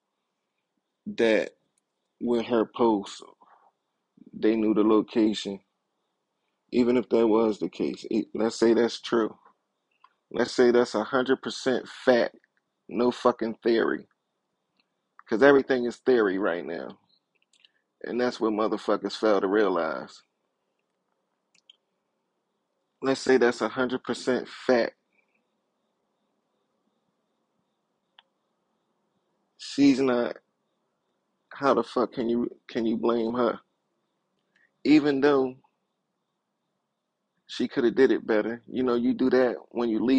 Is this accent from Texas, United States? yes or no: no; Philadelphia, Pennsylvania, United States; I'm from Philadelphia, Pennsylvania